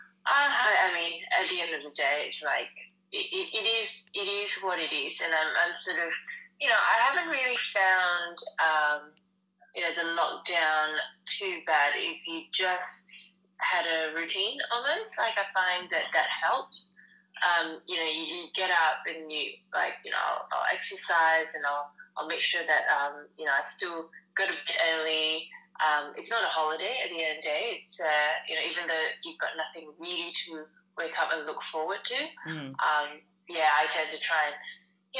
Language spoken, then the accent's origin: English; Malaysia; moved away as an adult; now in Melbourne, Australia; I grew up in Malaysia. I moved over when I was 18